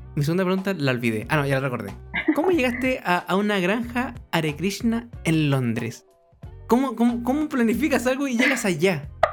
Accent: Chile; nosotros somos de Chile

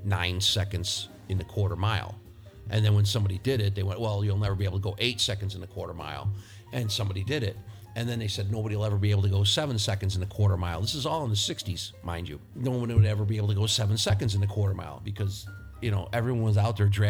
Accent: Rochester, New York, United States; my hometown of Rochester, New York

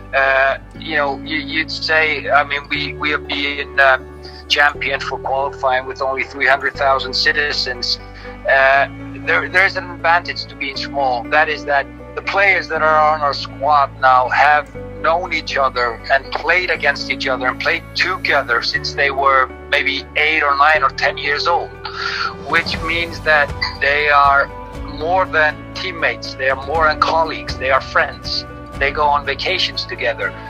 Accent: Iceland

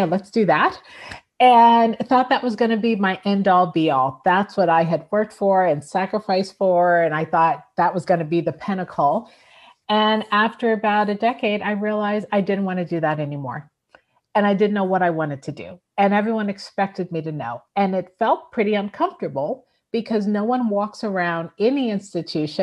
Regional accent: Newark, New Jersey, United States; moved away; I was from Newark, New Jersey.

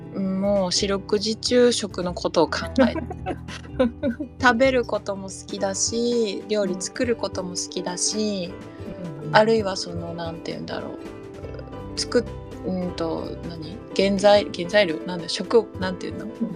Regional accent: Tokyo, Japan; 東京生まれ、東京育ち。

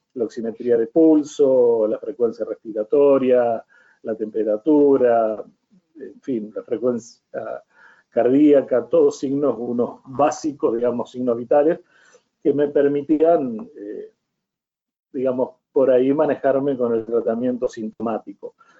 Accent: Villa Constitución, Santa Fe, Argentina; sigo trabajando y ejerciendo mi profesión acá en el lugar mío de origen, que es Villa Constitución

